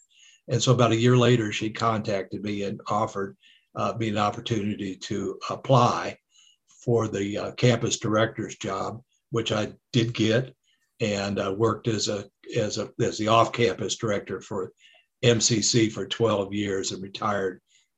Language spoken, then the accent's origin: English; Detroit, Michigan, United States; moved away as an adult; also born or lived in Fulton, Kentucky / Murray, Kentucky; now in Kentucky, United States; I was born in Fulton, which is the furthest county west in Western Kentucky, in 1949. And my parents decided to move to Detroit about a year later. So I grew up in Detroit, but my family's from Fulton and Hickman counties.